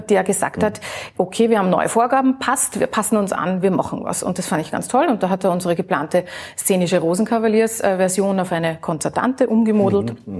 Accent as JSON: {"language": "German", "region": "Vienna", "country": "Austria", "said": "ich als Wienerin, als Österreicherin"}